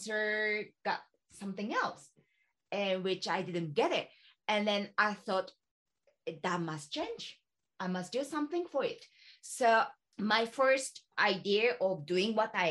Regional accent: Ishikawa, Japan; I'm from Ishikawa, which is not so, well, maybe big city, but the other side of Tokyo

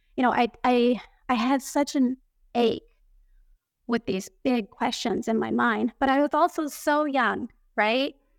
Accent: Tokyo, Japan; I grew up here in Tokyo, Japan, going to international schools

